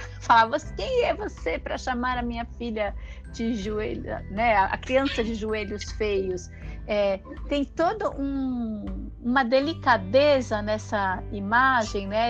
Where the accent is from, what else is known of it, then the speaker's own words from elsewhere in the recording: São Paulo, Brazil; eu sou de São Paulo, né, nasci e cresci ali no bairro do Brás